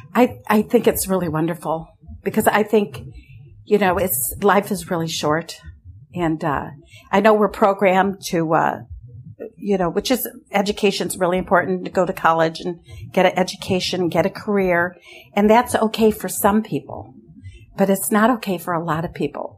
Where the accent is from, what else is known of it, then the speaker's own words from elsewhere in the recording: Lafayette, California, United States; moved away as an adult; also born or lived in Europe / Nicaragua; I grew up in Lafayette with my parents